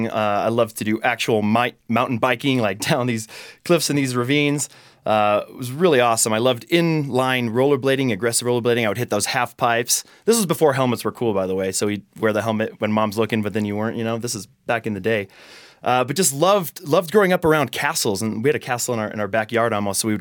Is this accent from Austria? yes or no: yes; Austria; I mean, so I grew up in Austria. I was involved in public schools there, and, and the message I would receive in Austrian public schools was